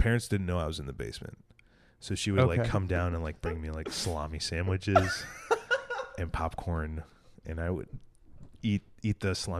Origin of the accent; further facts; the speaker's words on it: Villa Park, Illinois, United States; from Chicago, I'm from Villa Park, and Chicago wishes it was Villa Park.